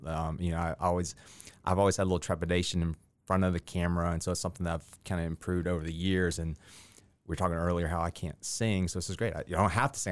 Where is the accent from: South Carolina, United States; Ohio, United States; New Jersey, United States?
South Carolina, United States; Columbia; moved away as an adult; also born or lived in Augusta, Georgia; now in Columbia County, Georgia, United States; I grew up in Columbia, South Carolina